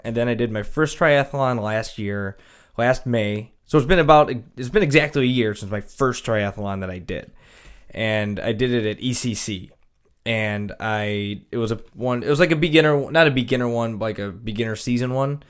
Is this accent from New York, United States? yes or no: yes; Kenmore, New York, United States; also born or lived in Anaheim, California / Charlotte; I'm from Kenmore.